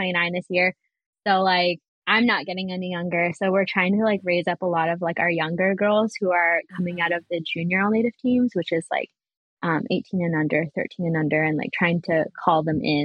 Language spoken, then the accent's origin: English; Vancouver, British Columbia, Canada; growing up in East Van.